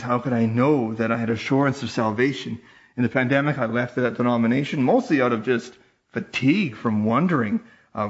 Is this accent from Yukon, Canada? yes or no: yes; Yukon, Canada; I'm from the Yukon Territory